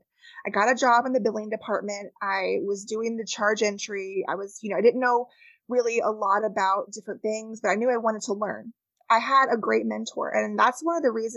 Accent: California, United States; moved away; I am from California originally, and that's where I grew up.

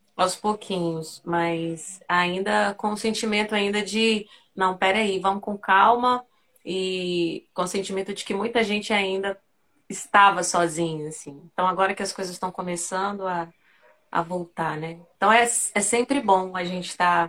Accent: Belo Horizonte, Minas Gerais, Brazil; Nascida e criada em Belo Horizonte, né? Mineirinha aí da, do pão de queijo mesmo

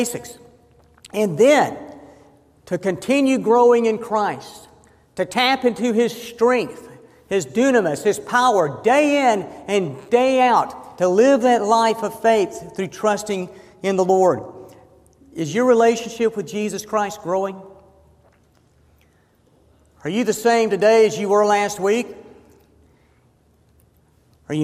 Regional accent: Georgia, United States; moved away as an adult; also born or lived in Fort Worth, Texas / Indianapolis, Indiana; this Georgia boy doing up here in all these northern cities?

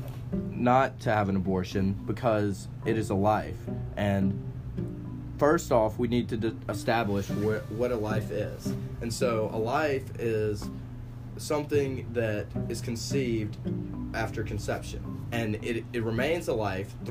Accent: southern Mississippi, United States; I was raised in a pretty stable home in southern Mississippi

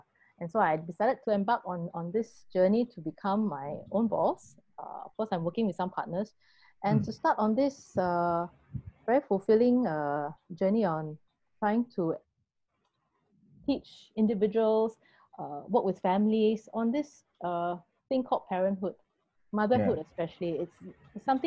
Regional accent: Singapore; And being Singaporean

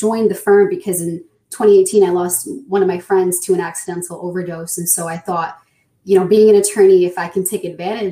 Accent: New Jersey, United States; Born and raised in New Jersey, and professionally, I'm an attorney

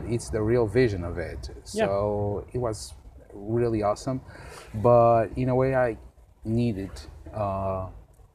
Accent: Vila Viçosa, Alentejo, Portugal; born or raised there; moved away as an adult; now in Lisbon, Portugal

